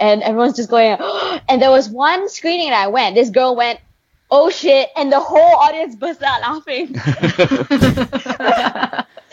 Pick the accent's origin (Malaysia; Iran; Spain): Malaysia; I was born and raised in Malaysia